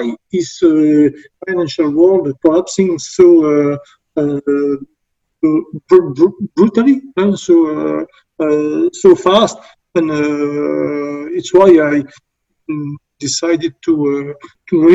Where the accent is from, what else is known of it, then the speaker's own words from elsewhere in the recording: Belgium; I'm from Belgium.